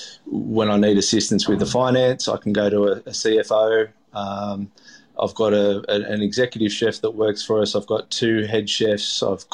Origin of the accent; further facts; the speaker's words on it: Melbourne, Victoria, Australia; whereas I grew up in Melbourne on Port Phillip Bay, and it was all for us just about going to the beach, having some fish and chips, going out sailing.